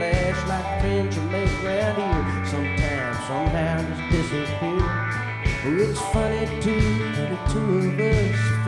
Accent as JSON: {"language": "English", "town": "Ellaville", "region": "Georgia", "country": "United States", "said": "I am from South Georgia."}